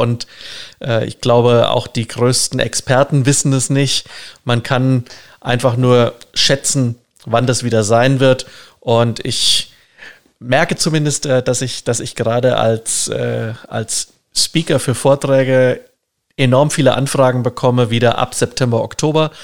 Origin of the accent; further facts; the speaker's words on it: Germany; wir sind als Deutsche